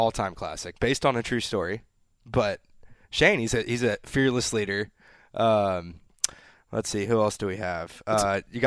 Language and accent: English; South Texas, United States; I was born in South Texas